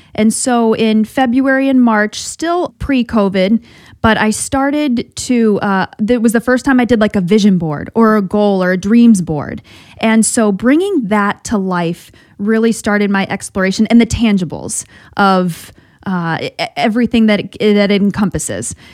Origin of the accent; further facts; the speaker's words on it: South Bend, Indiana, United States; moved away; also born or lived in Boston; I'm from South Bend, went to, went to St. Mary's